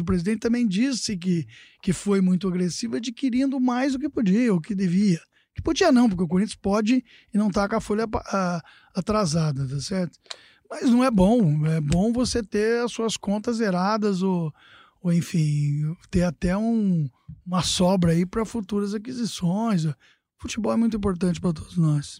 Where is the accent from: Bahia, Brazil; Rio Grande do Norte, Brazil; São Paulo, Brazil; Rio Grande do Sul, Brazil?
São Paulo, Brazil; Casa Branca; moved away; eu estava no interior, na minha, na minha casa onde eu nasci, né? Em Casa Branca.